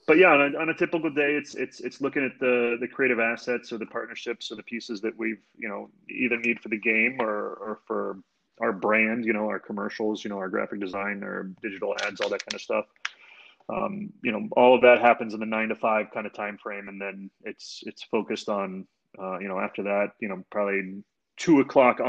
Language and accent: English; Canton, Ohio, United States; growing up in Northeast Ohio, you know, I grew up down in Canton